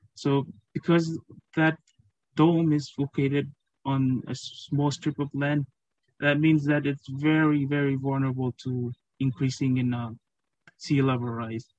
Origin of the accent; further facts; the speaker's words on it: Marshall Islands; moved away as an adult; now in Fiji; I'm from the Marshall Islands